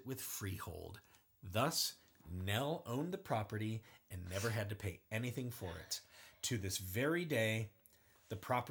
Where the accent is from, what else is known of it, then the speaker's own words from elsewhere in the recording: United States; being an American citizen